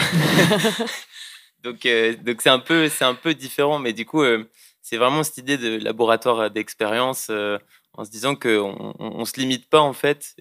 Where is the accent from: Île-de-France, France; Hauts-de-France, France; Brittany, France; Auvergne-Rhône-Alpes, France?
Brittany, France; Moëlan-sur-Mer; moved away; nous deux on vient de la même ville, donc on présente la mafia finistérienne mais du Finistère Sud. Donc on vient de Moëlan-sur-Mer. Et donc on est des petits jeunes de Moëlan